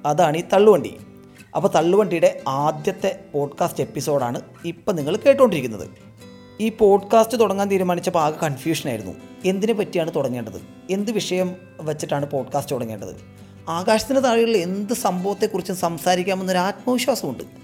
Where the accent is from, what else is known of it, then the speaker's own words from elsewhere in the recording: Thrissur, Kerala, India; ഞാനൊരു തൃശ്ശൂർക്കാരനാണ്